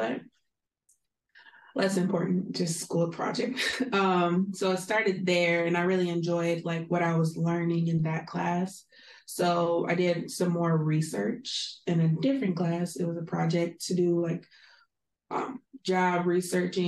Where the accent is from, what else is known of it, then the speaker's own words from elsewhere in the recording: Southfield, Michigan, United States; moved away; I am from the Metro Detroit area, so like Southfield.